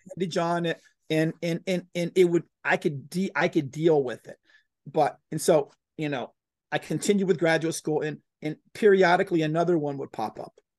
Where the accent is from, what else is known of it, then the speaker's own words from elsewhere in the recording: Florida, United States; moved away as an adult; also born or lived in Texas; I left my, my, my, you know, my home state of Florida and I moved to Texas